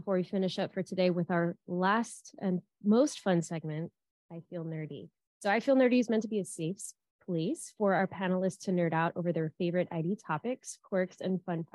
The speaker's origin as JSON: {"language": "English", "region": "South Florida", "country": "United States", "said": "I'm from South Florida"}